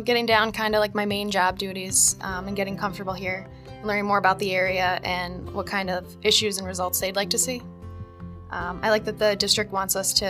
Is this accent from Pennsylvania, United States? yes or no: yes; Scranton, Pennsylvania, United States; also born or lived in Kingston, Pennsylvania; I was born in Kingston, PA, but I grew up in Scranton with my parents and my older brother.